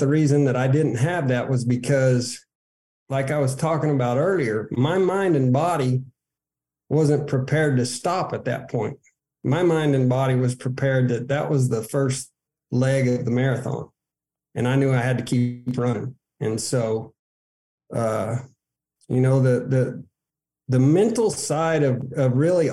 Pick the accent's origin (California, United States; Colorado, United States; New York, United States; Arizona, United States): Arizona, United States; moved away as an adult; also born or lived in Odessa, Texas; as a kid growing up in Arizona